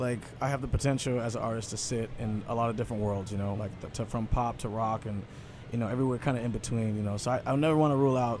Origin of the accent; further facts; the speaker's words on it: Seattle, Washington, United States; I grew up around grunge, and I grew up in … neighborhood, so those were kind of staples where I came from.